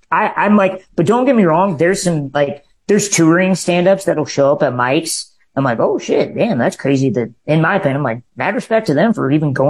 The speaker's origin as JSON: {"language": "English", "town": "Minden", "region": "Nebraska", "country": "United States", "tie": "born or raised there", "moved": "yes", "lives_now": "Los Angeles, United States"}